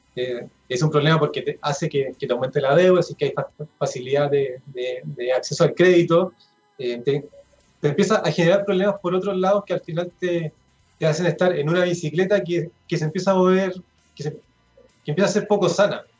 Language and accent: Spanish; Chile; esta mentalidad consumista que, eh, tenemos como, como chilenos